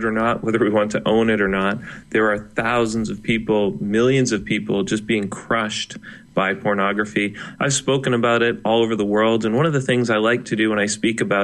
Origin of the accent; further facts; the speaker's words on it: Canada; he is a fellow Canadian